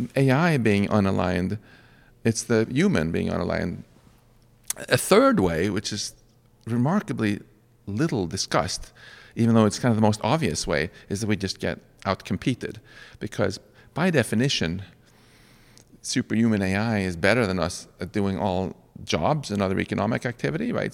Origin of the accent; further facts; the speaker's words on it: Sweden; now in United States; I'm originally from Sweden